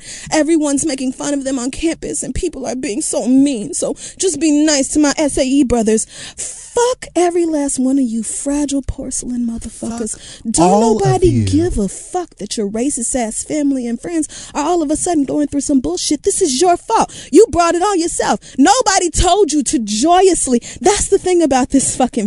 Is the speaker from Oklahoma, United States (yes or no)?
yes; Oklahoma, United States; moved away; I'm from Oklahoma and everything about Oklahoma is so dear to me